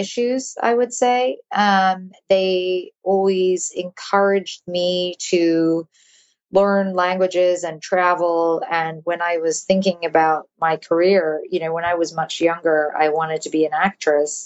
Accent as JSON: {"language": "English", "region": "London", "country": "United Kingdom", "tie": "born or raised there", "also_born_or_lived": "New York / United States", "moved": "as an adult", "said": "I was born in London. And then I moved to New York when I was 2. And then I moved back to London when I was 8. Mm-hmm. And then I moved back to the U.S. when I was 18 for college"}